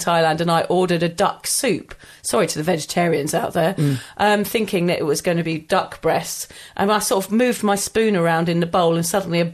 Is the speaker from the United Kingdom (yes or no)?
yes; England, United Kingdom; we would say get pissed as English people.